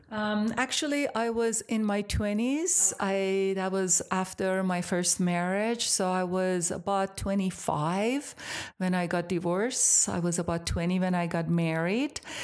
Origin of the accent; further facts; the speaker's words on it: Iran; moved away as an adult; now in United States; I am from Iran originally, so I grew up in Iran till I was about eighteen